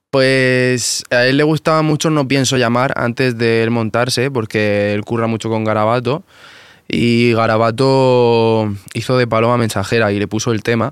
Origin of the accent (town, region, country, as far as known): Murcia, Region of Murcia, Spain